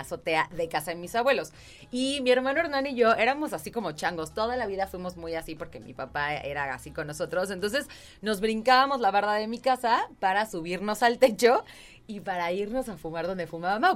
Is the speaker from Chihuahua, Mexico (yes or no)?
no; Querétaro, Mexico; also born or lived in San Juan del Río; yo viví mucho tiempo en San Juan del Río. Yo nací aquí en Querétaro y fue aquí al kinder y algo de la primaria. Me fui a vivir a San Juan del Río. Regresamos